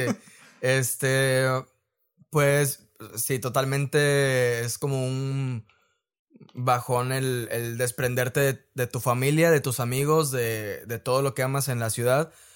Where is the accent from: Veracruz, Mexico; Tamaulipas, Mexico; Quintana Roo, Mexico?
Tamaulipas, Mexico; Reynosa; also born or lived in Guanajuato; soy de de Reynosa, tal cual. He vivido casi toda mi vida aquí, a excepción de, un año que estuve viviendo en Guanajuato